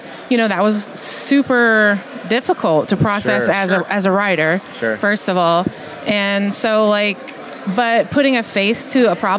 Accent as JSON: {"language": "English", "town": "Baton Rouge", "region": "Louisiana", "country": "United States", "tie": "born or raised there", "also_born_or_lived": "Houston / San Diego / New York City", "moved": "as an adult", "said": "I am from Baton Rouge."}